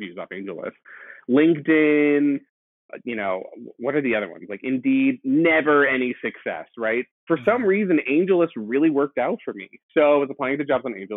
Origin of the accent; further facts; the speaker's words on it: East Coast, United States; moved away as an adult; now in San Francisco, United States; I'm from the East Coast.